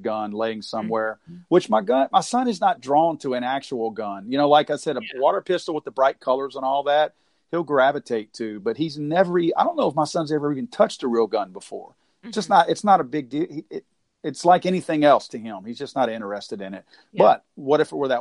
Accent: the South, United States; I was born and raised in the South

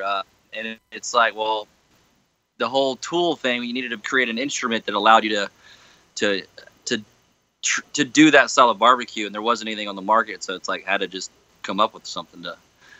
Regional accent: Memphis, Tennessee, United States; Born and raised in Memphis, Tennessee.

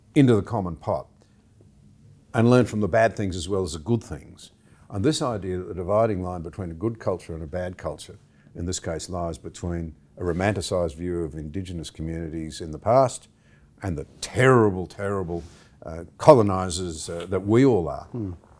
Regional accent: Gunnedah, New South Wales, Australia; now in Canberra, Australia; I grew up in the Gunnedah area, went to school in Gunnedah

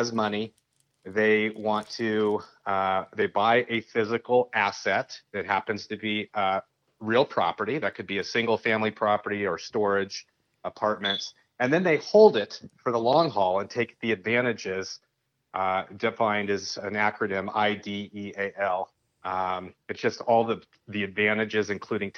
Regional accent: San Francisco Bay Area, California, United States; now in Sonora, United States; I grew up in the San Francisco Bay Area, born and raised

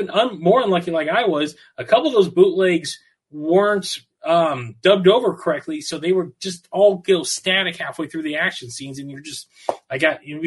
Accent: Southern California, United States; I'm born and raised in California, Southern California

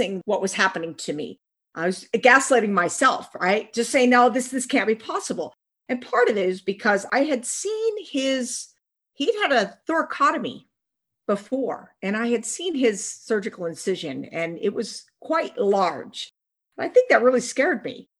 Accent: Pacific Northwest, United States; also born or lived in Washington / Oregon; I grew up in the Pacific Northwest in Washington and Oregon State.

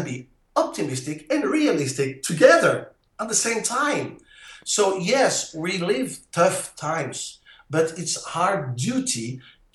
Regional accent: Belgium; accent: French; English is a second language; also born or lived in Netherlands / south of France; now in France; you can hear that on my accent. I am French. Actually, I was born in Belgium, you know, but I travel a lot. I lived in Holland, and now I live in the south of France.

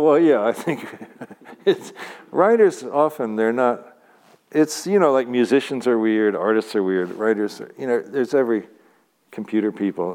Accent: Louisville, Kentucky, United States; moved away; also born or lived in Santa Cruz; Louisville, my hometown.

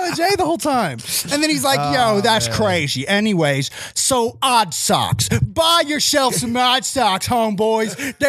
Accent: Arizona, United States; I'm from Arizona. So everybody who's watching this knows I'm from Arizona, right?

